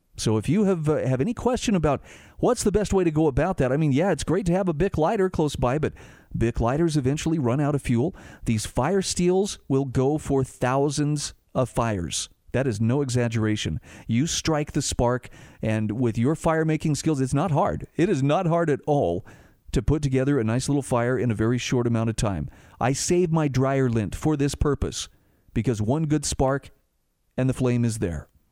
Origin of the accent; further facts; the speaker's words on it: Utah, United States; here in my home state of Utah